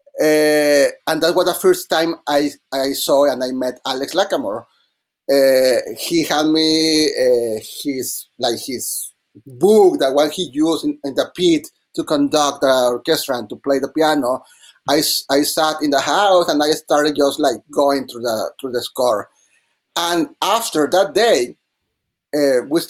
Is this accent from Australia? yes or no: no; Mexico; English is a second language; moved away as an adult; now in New York, United States; I'm from Mexico, I'm studying at NYU